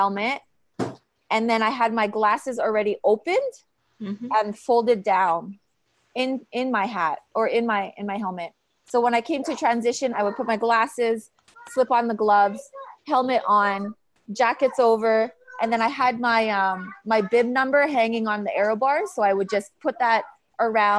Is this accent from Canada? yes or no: yes; Calgary, Alberta, Canada; Calgary, Canada, because it's my hometown